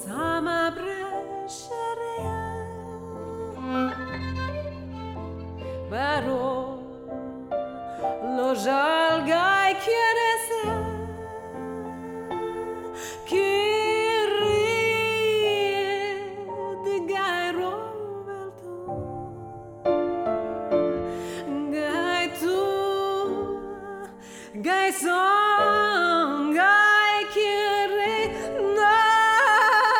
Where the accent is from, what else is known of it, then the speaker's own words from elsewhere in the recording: Houston, Texas, United States; growing up in Houston, Texas